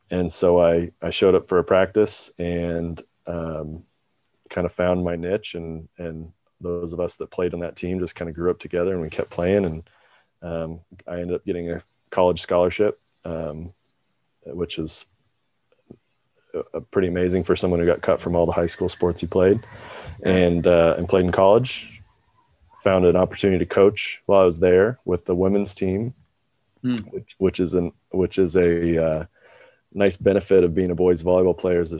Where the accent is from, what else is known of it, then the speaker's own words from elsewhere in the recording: Kansas City, United States; I grew up in the Kansas City area